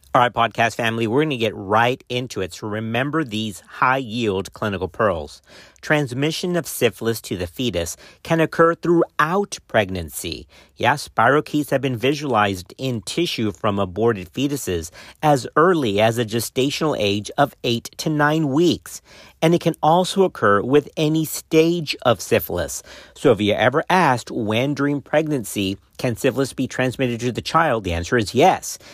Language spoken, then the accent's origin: English; Texas, United States; my home state of Texas